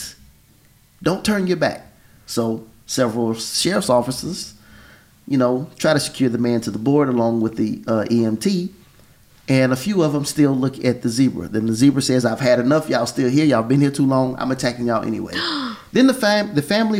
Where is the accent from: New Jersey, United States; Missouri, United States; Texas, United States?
Texas, United States; I grew up in Texas